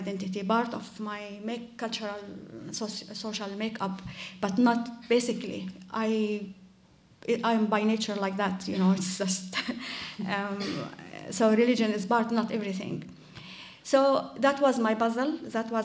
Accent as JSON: {"language": "English", "region": "West Bank", "country": "Palestine", "tie": "born or raised there", "said": "I grew up in the West Bank"}